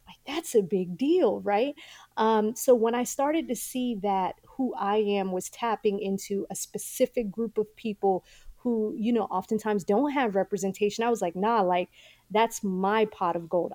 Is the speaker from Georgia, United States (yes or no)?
yes; Atlanta, Georgia, United States; also born or lived in Mogadishu, Somalia / Kenya; from Kenya, we came to the United States. Um, and Atlanta really adopted us